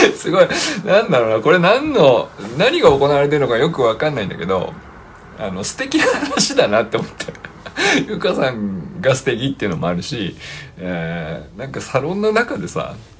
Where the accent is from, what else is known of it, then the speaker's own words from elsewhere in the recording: Niigata, Japan; 僕新潟出身